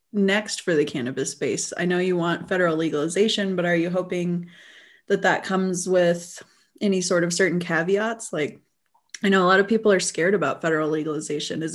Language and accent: English; New Mexico, United States; moved away; also born or lived in Colorado; I grew up in New Mexico